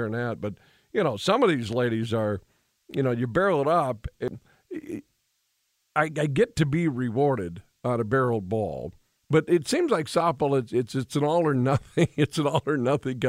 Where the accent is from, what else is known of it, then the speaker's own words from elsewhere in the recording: Williston, North Dakota, United States; I'm from Williston, North Dakota